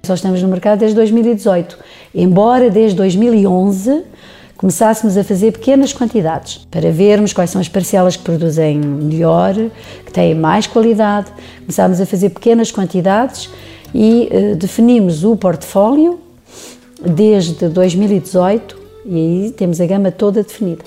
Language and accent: Portuguese; Lisbon, Portugal; moved away as an adult; also born or lived in Serra da Estrela; now in Gouveia, Portugal; Eu não sou de cá, nasci em Lisboa, fui criada em Lisboa, estive no estrangeiro